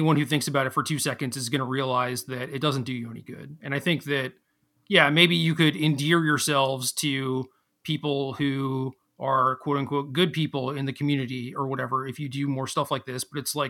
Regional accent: Minnesota, United States; born there; And I was born in Minnesota, dude.

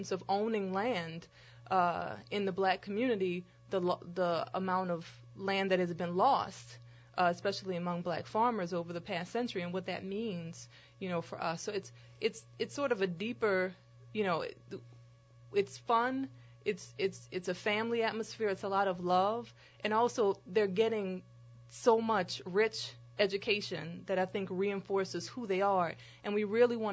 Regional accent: New Orleans, Louisiana, United States; I grew up between the Lower Nine and New Orleans East.

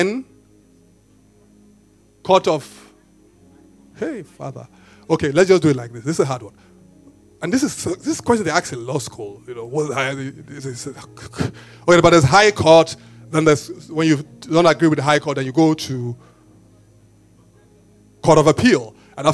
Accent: Benin; when you guys know me, I tell you, I grew up in Benin

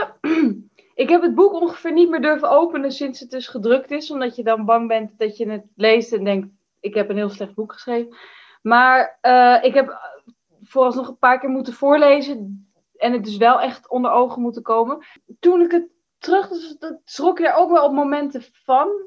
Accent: Amsterdam, North Holland, Netherlands; born there; Nou, ik ben geboren in het Slotervaartziekenhuis in Amsterdam-West nadat de vroedvrouw zich tamelijk vreemd en weinig betrokken had opgesteld bij ons thuis.

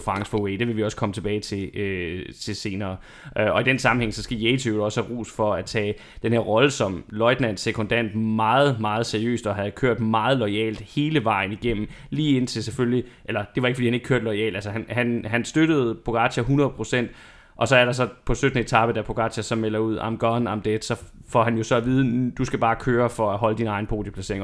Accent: Denmark; vi som, som danskere

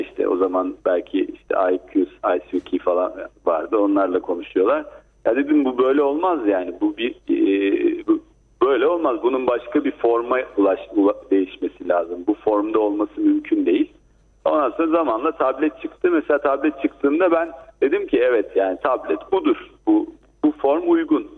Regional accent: Black Sea Region, Turkey

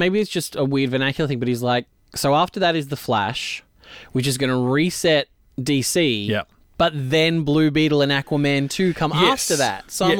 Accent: Canada; I'm Canadian, so I'm cheap.

